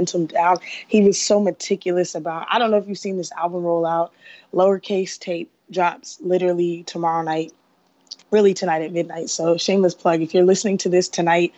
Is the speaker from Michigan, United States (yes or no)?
no; Atlanta, Georgia, United States; I'm from Atlanta.